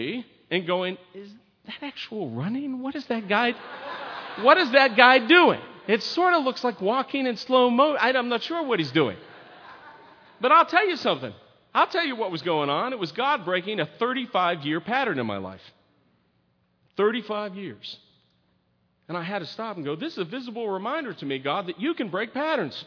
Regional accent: United States; I was born and raised in America

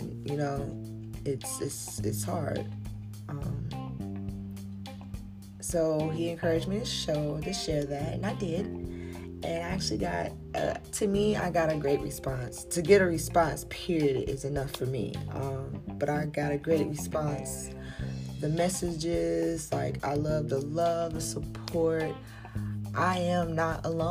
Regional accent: South Carolina, United States; I'm from South Carolina

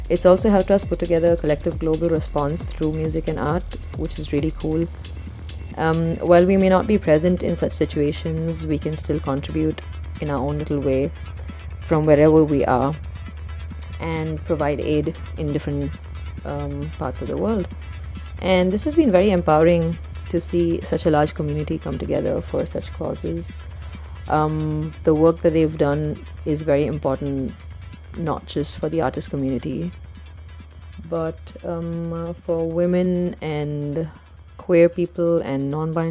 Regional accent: India; I am from India.

